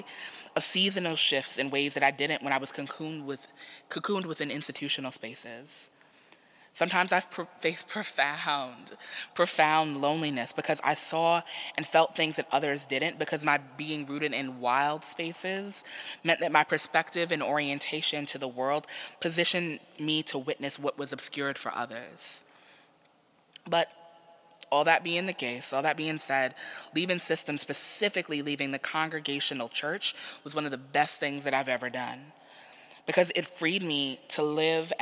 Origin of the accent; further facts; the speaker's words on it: New York City, New York, United States; So New York is my hometown. So I'm from Queens.